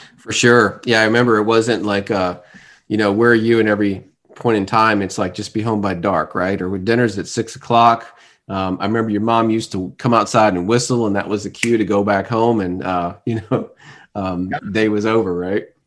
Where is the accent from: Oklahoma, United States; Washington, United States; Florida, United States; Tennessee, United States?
Florida, United States; Fort Lauderdale; now in Atlanta, United States; Tom and I have known each other for most of our lives since growing up in Fort Lauderdale